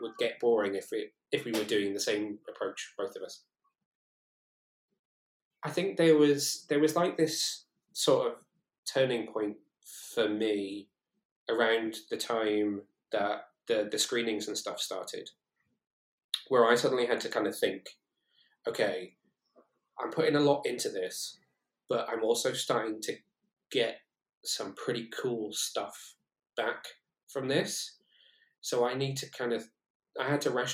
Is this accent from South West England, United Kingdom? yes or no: no; Shrewsbury, West Midlands, United Kingdom; moved away as an adult; also born or lived in Newport, South Wales / Cardiff; I come from Shrewsbury originally, which is quite a small town, where my mum and dad lived